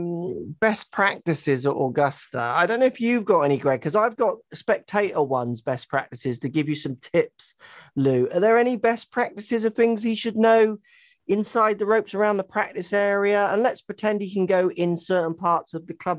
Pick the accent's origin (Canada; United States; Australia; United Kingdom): United Kingdom; England; moved away; as an English person